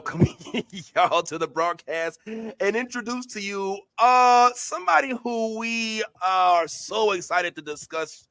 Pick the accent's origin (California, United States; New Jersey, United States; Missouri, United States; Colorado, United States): Missouri, United States; St. Louis; now in Florida, United States; reporting live from U City, St. Louis 314